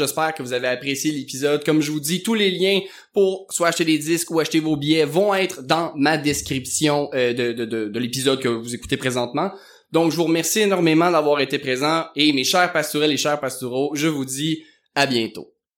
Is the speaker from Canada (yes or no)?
yes; Quebec, Canada; au Québec, on nous martèle souvent que une histoire très nouvelle, c'est pas passé grand-chose puis ça me boguait un peu quand j'étais jeune